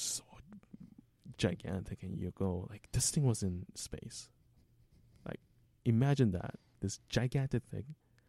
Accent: South Korea; English is a second language; moved away; So, when I emigrated from South Korea, I had two options.

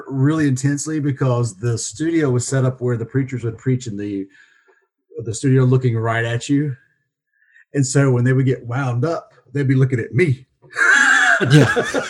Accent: Southern United States, United States; accent: Southern; little Southern accent back then. I had to work on it a little bit. I didn't really want to get rid of my accent, but clean it up.

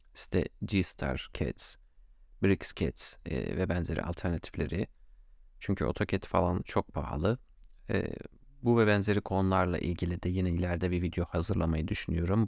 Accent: Gaziantep, Turkey; ben Gaziantep'liyim

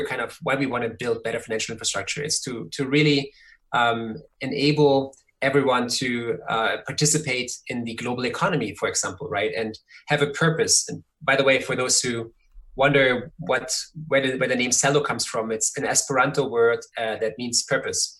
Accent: Germany; moved away; I grew up in Germany.

